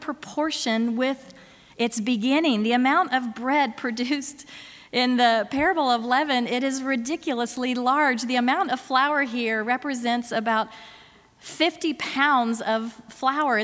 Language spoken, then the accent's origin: English; Florida, United States; my home state of Florida